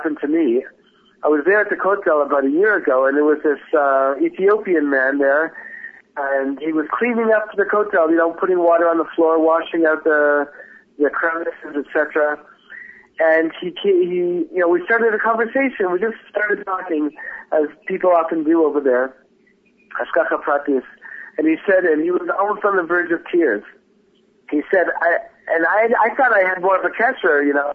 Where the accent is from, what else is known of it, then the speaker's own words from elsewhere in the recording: Toronto, Ontario, Canada; moved away as an adult; now in Israel; I'm a Canadian originally, I'm from Toronto